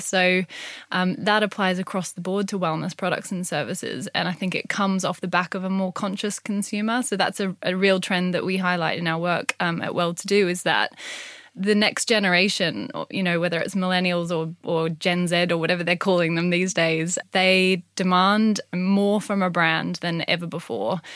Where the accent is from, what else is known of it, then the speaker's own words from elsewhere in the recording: Gold Coast, Queensland, Australia; now in United Kingdom; So I grew up on the Gold Coast in Australia